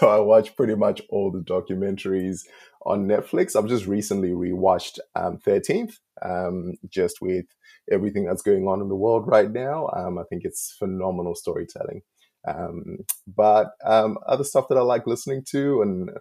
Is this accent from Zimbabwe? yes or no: yes; Zimbabwe; moved away as an adult; now in Australia; I was born in Zim, and my dad passed away when I was two